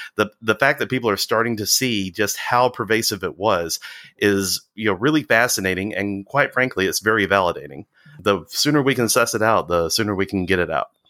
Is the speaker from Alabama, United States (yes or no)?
yes; Walker County, Alabama, United States; also born or lived in England; I grew up in the Walker County area